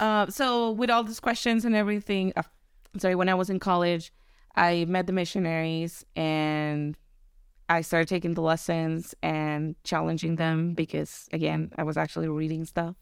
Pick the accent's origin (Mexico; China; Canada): Mexico; Tijuana, Baja California; moved away; I was born in California, but I was raised in Mexico